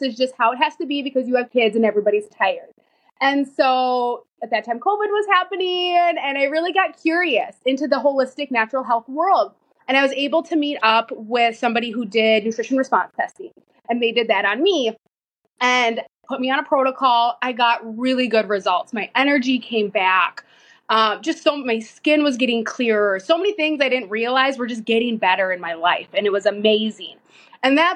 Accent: Minnesota, United States; I am from Minnesota. I live in a very small town

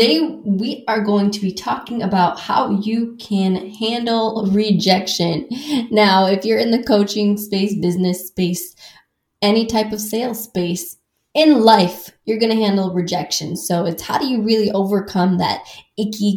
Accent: Midwest, United States; I grew up in the Midwest where everybody kind of talks around circles

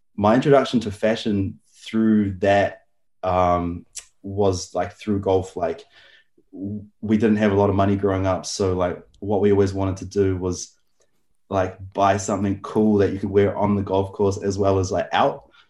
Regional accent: Auckland, New Zealand; I grew up in Auckland, New Zealand.

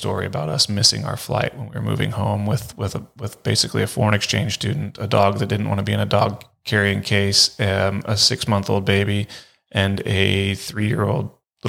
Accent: Half Moon Bay, California, United States; Yeah, I grew up in Half Moon Bay, which is near and dear to my heart, super nostalgic about it.

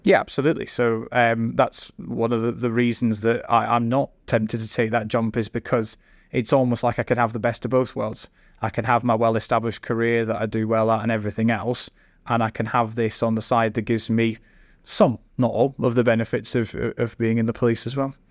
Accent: Scotland, United Kingdom; moved away as an adult; now in Staffordshire, United Kingdom; I grew up and studied in Scotland

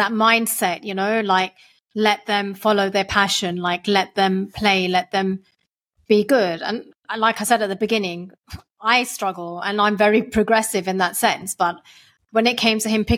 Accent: London, United Kingdom; I am a Londoner, like through and through

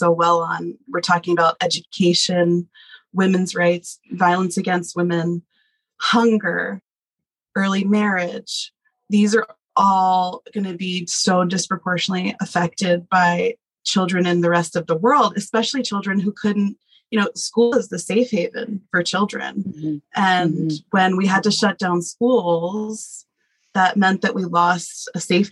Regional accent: New Jersey, United States; moved away as an adult; now in Nepal; Born and bred. Yeah, I am from New Jersey. I grew up in the suburbs

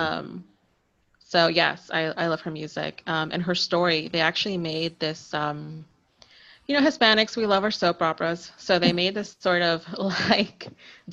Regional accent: Miami, Florida, United States; moved away as an adult; also born or lived in Little Havana, Miami; now in Tampa, United States; I'm in Tampa, but I was raised in Miami

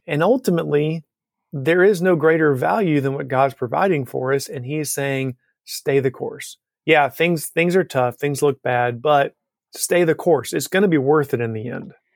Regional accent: Alabama, United States; Growing up in Alabama

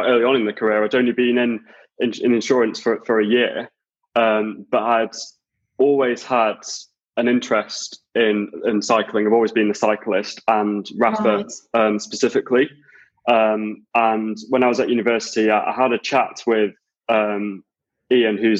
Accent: between Blackpool and Preston, Lancashire, North West England, United Kingdom; moved away as an adult; also born or lived in York; now in London, United Kingdom; I actually grew up kind of in between Blackpool and Preston in Lancashire

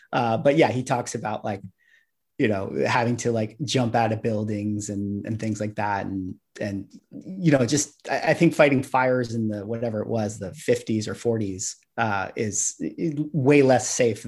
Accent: San Mateo, California, United States; born there; I was born in Tom Brady country.

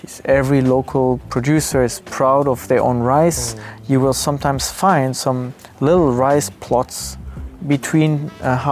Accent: France; moved away as an adult; now in Osaka, Japan; I grew up in France

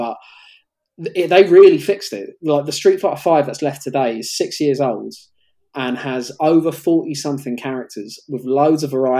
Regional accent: London, United Kingdom; Cricklewood was my hometown in Northwest London

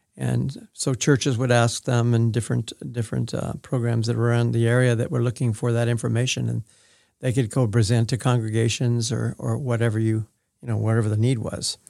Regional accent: Manhattan Beach, California, United States; moved away as an adult; also born or lived in Oregon; now in Independence, United States; before I started school, I was at Manhattan Beach, California, and that's where I started kindergarten

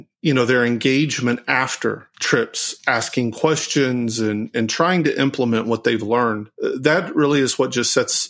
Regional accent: Springfield, Missouri, United States; I was born and raised in Springfield, Missouri

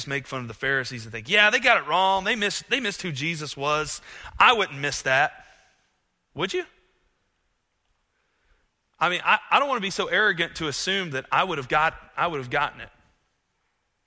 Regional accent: United States; as an American

